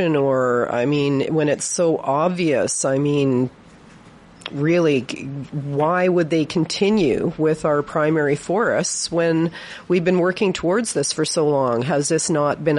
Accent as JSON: {"language": "English", "town": "Victoria", "region": "British Columbia", "country": "Canada", "tie": "born or raised there", "said": "I was raised in Victoria, and I spent my whole life playing around in the forests"}